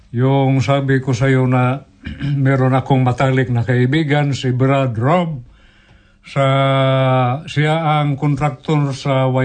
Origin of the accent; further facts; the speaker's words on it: Philippines; accent: Cebuano; first language Cebuano; Tagalog is a second language; sa aking dialect na Cebuano